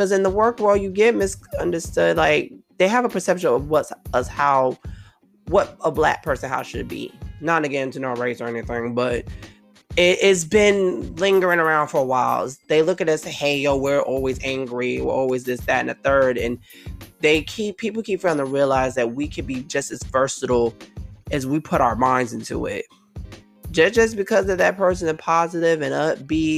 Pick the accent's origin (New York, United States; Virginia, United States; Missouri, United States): New York, United States; New York City; I'm from Brooklyn